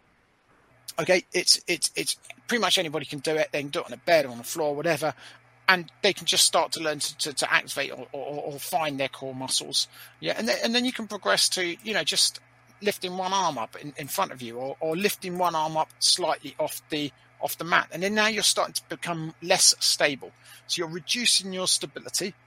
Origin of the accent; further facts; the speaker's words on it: United Kingdom; as a Brit